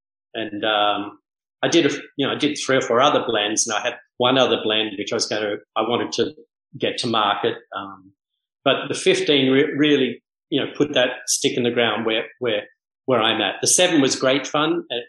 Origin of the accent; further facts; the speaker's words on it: Bahamas; And I go, oh, hi … I'm from the Bahamas.